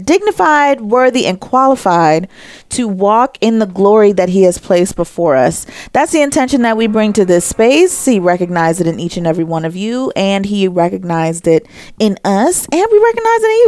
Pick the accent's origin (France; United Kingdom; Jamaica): Jamaica; I'm Jamaican. We celebrate by banging on things